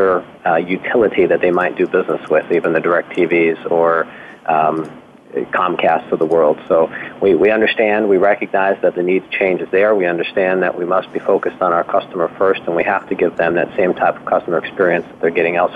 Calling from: Jackson, Michigan, United States; It is 12:05 here in Jackson, Michigan, in our corporate office.

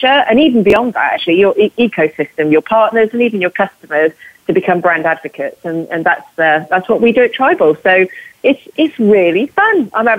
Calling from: London, United Kingdom; So I'm calling from London. I've just been to see a client this morning. So I'm in the London location.

